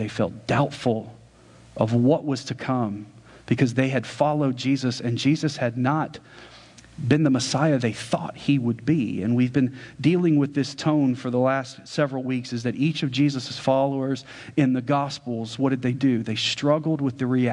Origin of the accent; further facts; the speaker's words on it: United States; we're Americans